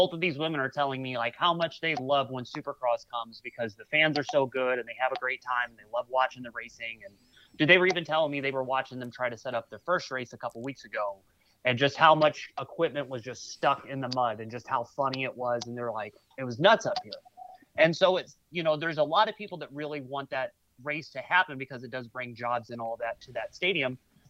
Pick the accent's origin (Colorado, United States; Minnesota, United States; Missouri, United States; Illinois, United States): Missouri, United States; St. Louis; this is my hometown